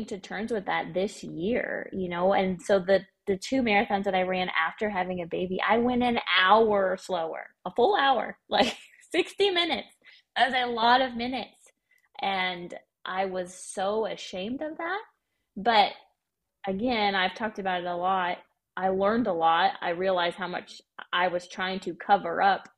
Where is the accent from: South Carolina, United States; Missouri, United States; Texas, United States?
Missouri, United States; now in Arkansas, United States; I'm from Missouri